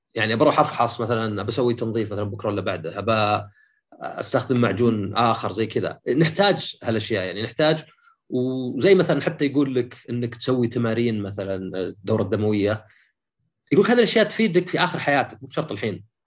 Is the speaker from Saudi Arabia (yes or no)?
yes; Saudi Arabia; عندنا في السعوديه